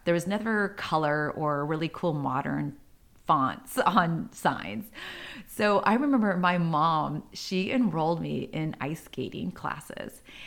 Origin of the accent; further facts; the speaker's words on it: San Diego, California, United States; I grew up in San Diego. I was originally, uh, born and raised in a not so nice neighborhood